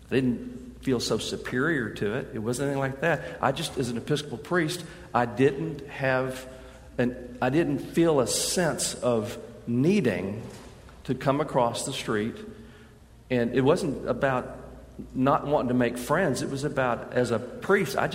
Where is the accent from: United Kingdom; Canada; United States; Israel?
United Kingdom; England; I mean, I, we're English. We're old England.